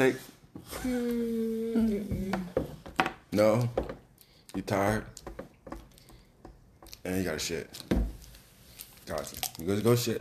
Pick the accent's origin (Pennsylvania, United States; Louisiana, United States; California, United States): Louisiana, United States; New Orleans; I'm from New Orleans